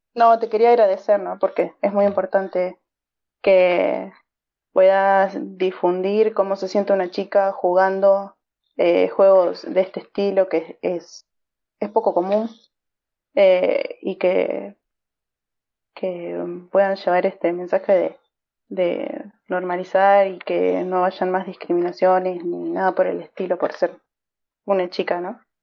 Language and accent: Spanish; Argentina; Soy de Argentina